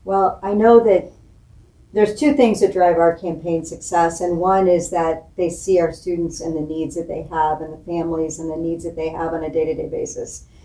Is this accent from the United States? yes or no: yes; Springfield, Illinois, United States; I was born and raised here in Springfield, Illinois